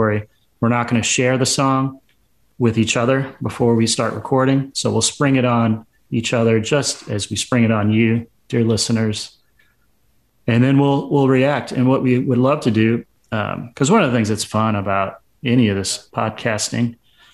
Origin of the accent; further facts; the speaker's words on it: Nashville, Tennessee, United States; also born or lived in Texas; I was born in Nashville. I grew up just south of Nashville